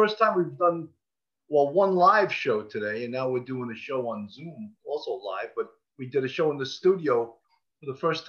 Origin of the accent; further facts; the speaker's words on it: Levittown, New York, United States; I grew up in Levittown.